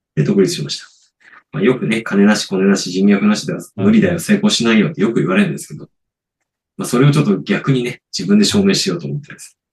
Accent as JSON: {"language": "Japanese", "region": "Niigata", "country": "Japan", "tie": "born or raised there", "said": "僕、出身新潟なので。"}